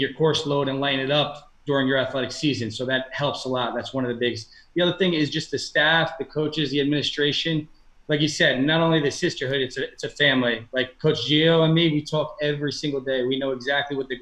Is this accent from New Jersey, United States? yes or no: yes; Elmwood Park, New Jersey, United States; I'm from Elmwood Park